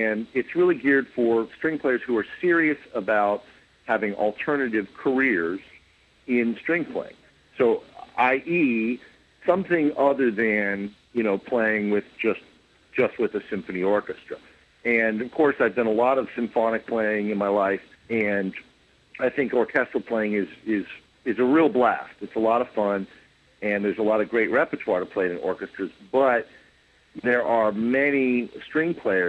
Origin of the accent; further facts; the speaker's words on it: Columbus, Ohio, United States; now in New York City, United States; lots of frequent trips to Columbus, Ohio, my hometown